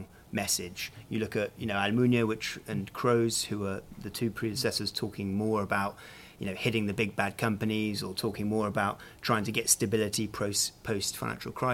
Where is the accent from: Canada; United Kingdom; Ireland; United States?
United Kingdom; I remember as a Brit